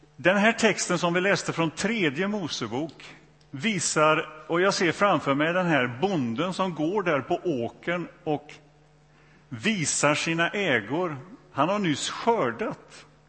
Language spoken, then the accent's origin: Swedish; Donsö, Västra Götaland, Sweden; also born or lived in Borlänge; Jag växte upp i, i, på Donsö, det har väl inte undgått någon numera, eh, i Göteborgs skärgård här